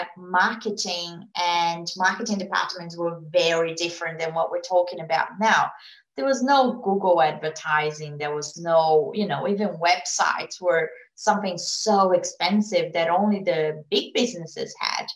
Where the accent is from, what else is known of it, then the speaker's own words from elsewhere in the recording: Brazil; English is a second language; moved away as an adult; now in Australia; I was born in Brazil. I lived in Brazil until the age of 29. I went to uni there